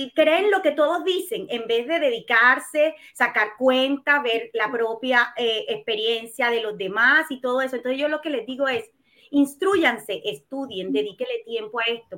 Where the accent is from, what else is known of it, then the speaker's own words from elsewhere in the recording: Colombia; moved away as an adult; now in Chile; soy colombiana, tengo 41 años, vivo en Chile hace 12 años ya.